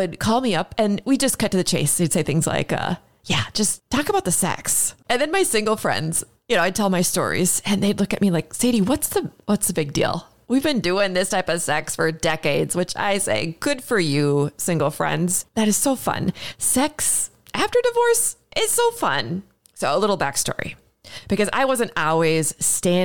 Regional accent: Minneapolis, Minnesota, United States; my hometown, Minneapolis, Minnesota.

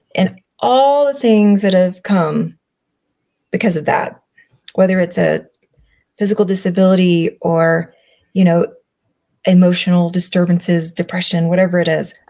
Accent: Alabama, United States; I'm from Alabama.

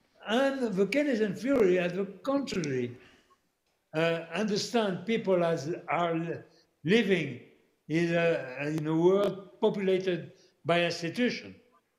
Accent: Canada; I'm not saying that because I'm a Canadian

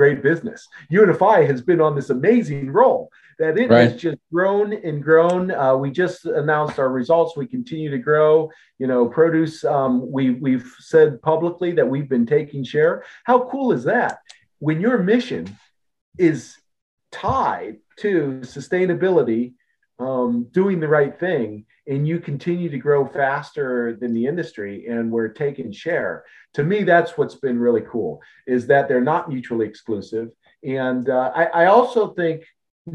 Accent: Akron, Ohio, United States; I grew up in Ohio. I was born in Akron, Ohio

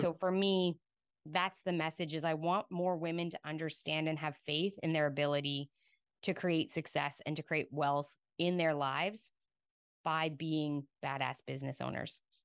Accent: Rocky Mountains, Alberta, Canada; moved away as an adult; also born or lived in Australia; now in Houston, United States; I grew up in the Rocky Mountains in Alberta.

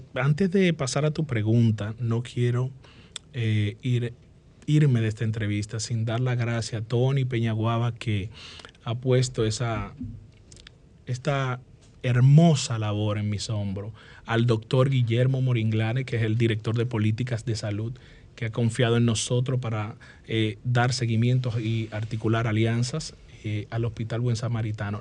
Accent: Dominican Republic; Yo nací en la Diego Colón número uno

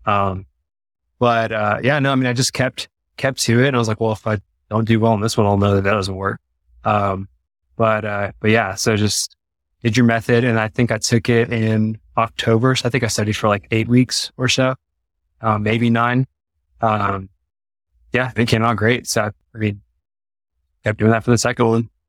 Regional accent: East Texas, United States; moved away as an adult; now in Colorado Springs, United States; we are from Texas. Uh, okay. So East Texas, kind of like near like the Louisiana border. And my wife's from Dallas

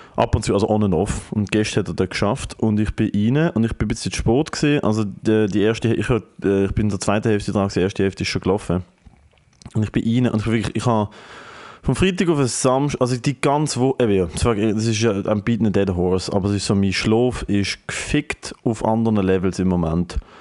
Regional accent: Germany; ich als Deutscher mit deutscher Familie

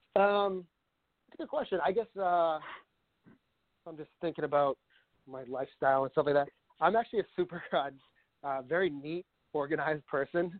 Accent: Northborough, Massachusetts, United States; I was born and raised in Massachusetts, and uh, I bounced around a little bit, but I mostly grew up in a town called Northborough, which is kind of central part of the state.

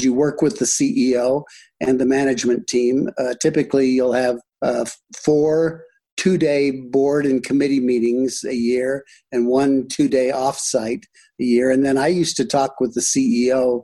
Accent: Michigan, United States; moved away; also born or lived in Iowa / France; I grew up in the Midwest, born in Iowa, raised in Michigan

